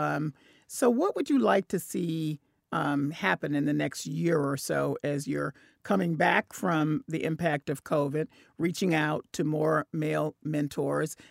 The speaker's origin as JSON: {"language": "English", "town": "Memphis", "region": "Tennessee", "country": "United States", "moved": "yes", "lives_now": "New England, United States", "said": "I'm from Memphis, Tennessee"}